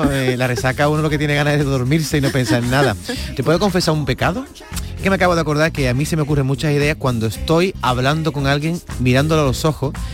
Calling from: Granada, Andalusia, Spain; Muy buenos días, yo soy … de Granada.

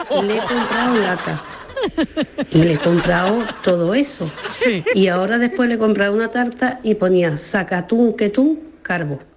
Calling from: Jaén, Andalusia, Spain; de Jaén.

